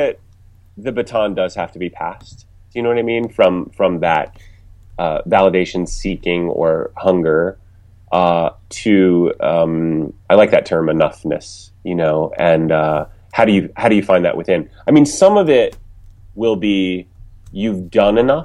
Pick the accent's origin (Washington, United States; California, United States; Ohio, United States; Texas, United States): Ohio, United States; moved away as an adult; also born or lived in New York / Los Angeles; I was coming from Ohio. I didn't know anyone in the business